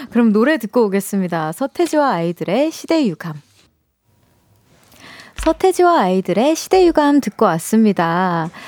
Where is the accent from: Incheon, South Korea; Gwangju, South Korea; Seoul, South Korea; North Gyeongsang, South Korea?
Seoul, South Korea; 저는 저는 같은 서울 사람이라 가지고